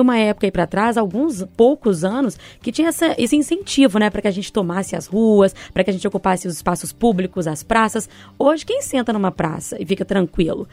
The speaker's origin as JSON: {"language": "Portuguese", "town": "Caeté", "region": "Minas Gerais", "country": "Brazil", "tie": "born or raised there", "moved": "as an adult", "lives_now": "Belo Horizonte, Brazil", "said": "Aprendi a amar essa cidade, que também não é a minha de nascimento, né? Nasci em Caeté, mas amo Belo Horizonte de coração, moro aqui desde 2011"}